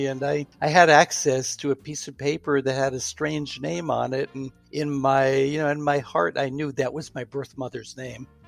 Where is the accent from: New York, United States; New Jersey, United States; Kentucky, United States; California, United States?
New York, United States; New York City; also born or lived in Houston, Texas / Pittsburgh; now in Hillsborough, United States; we both grew up in the New York City area.